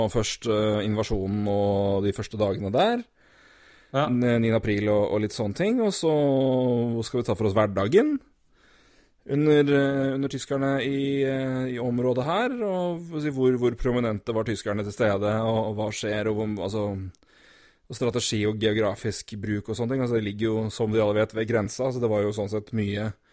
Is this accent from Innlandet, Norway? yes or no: yes; Elverum, Innlandet, Norway; Vi er jo begge fra Elverum